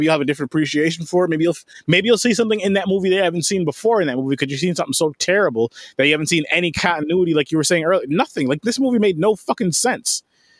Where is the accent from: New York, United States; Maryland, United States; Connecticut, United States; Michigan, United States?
New York, United States; And we're from New York. Us three here are from New York